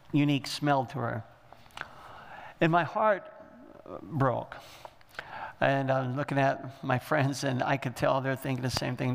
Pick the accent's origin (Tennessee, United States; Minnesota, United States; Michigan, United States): Michigan, United States; We're from Michigan